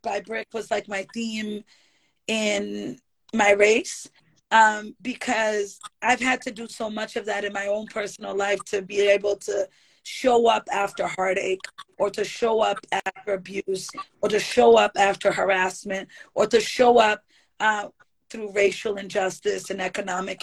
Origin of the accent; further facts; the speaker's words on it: Boston, Massachusetts, United States; I grew up on Dudley Street